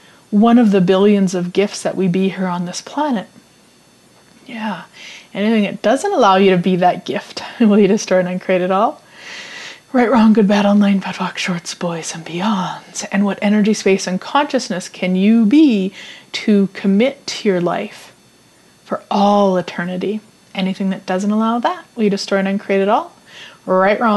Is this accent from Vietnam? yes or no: no; Saskatchewan, Canada; I was born and raised in Saskatchewan